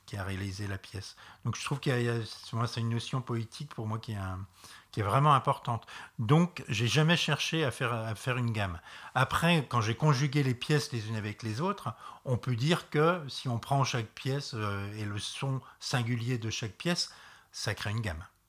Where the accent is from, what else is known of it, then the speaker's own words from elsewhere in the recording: Reims, Grand Est, France; je viens de Reims